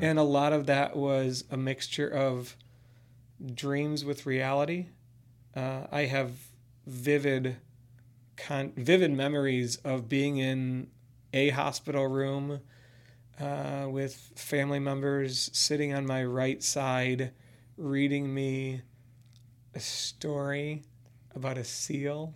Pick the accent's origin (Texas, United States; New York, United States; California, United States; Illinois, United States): Illinois, United States; Chicago suburbs; I grew up in the Chicago suburbs